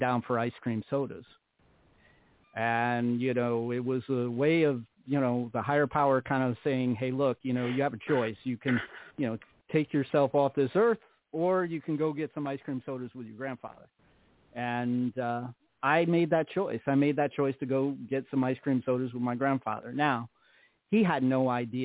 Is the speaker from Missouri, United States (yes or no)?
no; Troy, New York, United States; also born or lived in Averill Park, New York; I was born and raised in New York in a small town. I was born in Troy, and I was raised in an outskirt town called Aver Park